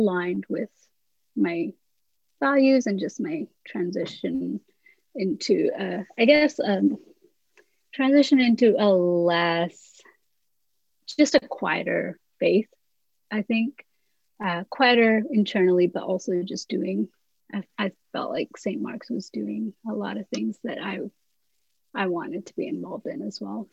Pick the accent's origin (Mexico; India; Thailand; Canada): India; moved away as an adult; also born or lived in England; Growing up in India, my church was just so different